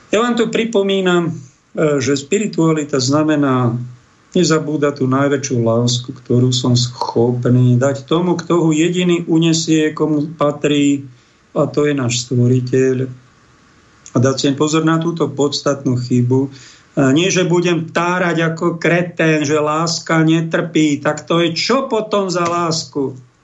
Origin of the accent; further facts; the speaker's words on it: Prievidza, Trenčín Region, Slovakia; Prievic v mojom rodnom meste